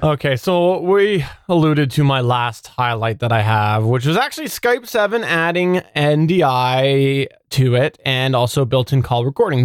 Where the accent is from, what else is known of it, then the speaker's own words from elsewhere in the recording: Canada; as a Canadian